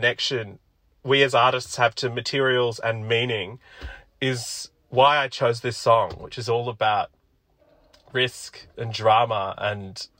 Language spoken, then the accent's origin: English; Sydney, New South Wales, Australia; also born or lived in Sri Lanka / Ashfield, Sydney; we moved to Auburn in Western Sydney, and that's where I grew up